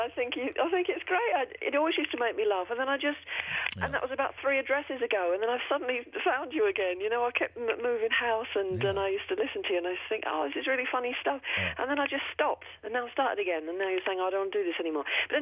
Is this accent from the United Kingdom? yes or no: yes; London, United Kingdom; also born or lived in Wiltshire; now in York, United Kingdom; Oh, God, no. I'm from London originally.